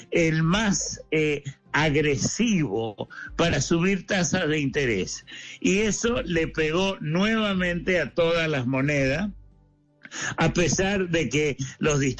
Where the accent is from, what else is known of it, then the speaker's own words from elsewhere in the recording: Argentina; moved away; no voy a hablar de mi país de origen, Argentina